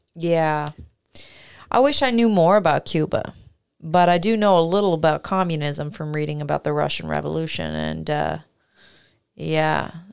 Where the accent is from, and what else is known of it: Canada; now in United States